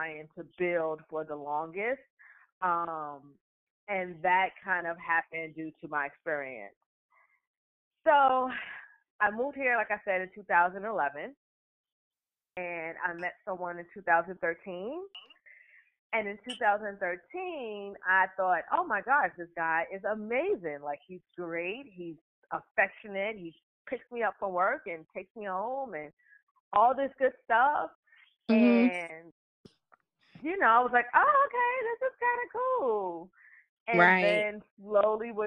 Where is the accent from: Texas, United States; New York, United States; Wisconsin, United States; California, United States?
New York, United States; New York City; moved away as an adult; now in Charlotte, United States; I am originally from Harlem. I grew up in Harlem in the 80s and 90s